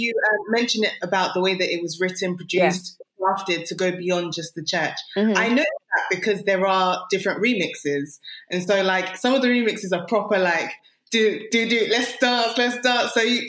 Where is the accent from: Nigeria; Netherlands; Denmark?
Nigeria; I'm Nigerian as well.